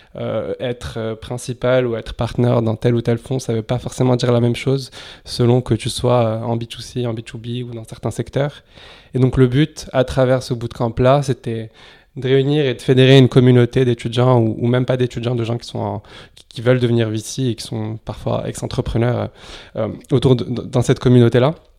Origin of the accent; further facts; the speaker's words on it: Casablanca, Casablanca-Settat, Morocco; moved away as an adult; also born or lived in Lyon, France; now in France; j'ai grandi à Casablanca, au Maroc, où, où j'ai fait mon lycée euh, là-bas, au lycée Lyoté. je suis arrivé ensuite en France à, l'âge de 18 ans